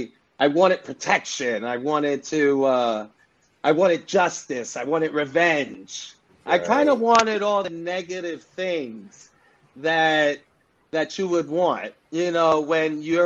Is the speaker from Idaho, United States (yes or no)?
no; New York City, New York, United States; I'm born and raised in the Bronx, New York City. And I come from, of course, Puerto Rican descent